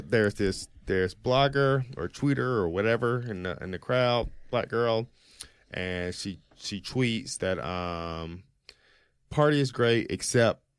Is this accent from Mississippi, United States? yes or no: yes; Jackson, Mississippi, United States; a more like black experience growing up in Jackson, Mississippi